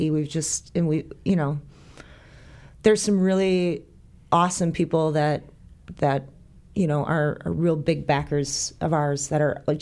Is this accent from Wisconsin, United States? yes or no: yes; northern Wisconsin, United States; born or raised there; moved away as an adult; also born or lived in Illinois; now in Lake Geneva, United States